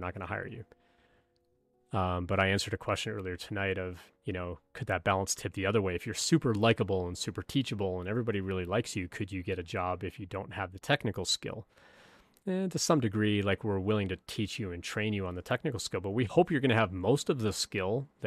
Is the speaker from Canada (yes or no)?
yes; Canada; moved away as an adult; now in United States; I'm from Canada.